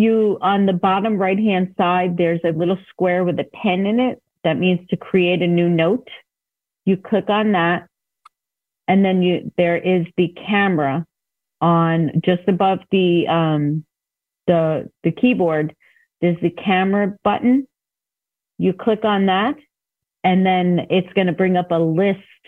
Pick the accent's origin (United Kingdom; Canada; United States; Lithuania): United States; New York; I am from New York, so I may have some New York terminology